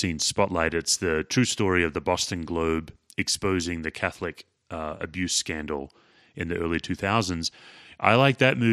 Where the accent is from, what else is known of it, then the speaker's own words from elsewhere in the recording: Australia; as an Australian